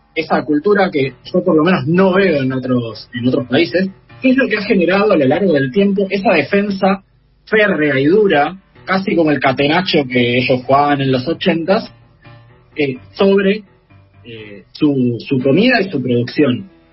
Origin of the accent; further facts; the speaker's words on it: Argentina; como, argentino